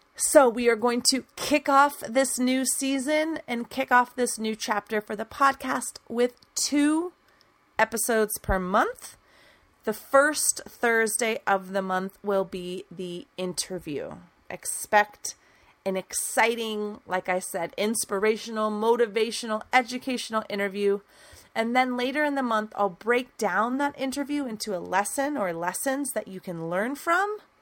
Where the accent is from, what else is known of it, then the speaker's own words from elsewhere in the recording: United States; I'm an American English teacher